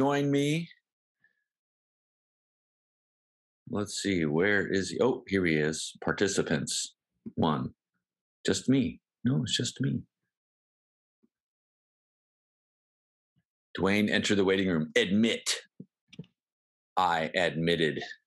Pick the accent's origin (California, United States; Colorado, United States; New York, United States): California, United States; San Diego; moved away as an adult; also born or lived in Des Moines, Iowa; now in Arkansas, United States; I was born in Des Moines, Iowa, but we moved to San Diego when I was 2 months old. So I always say born and raised in San Diego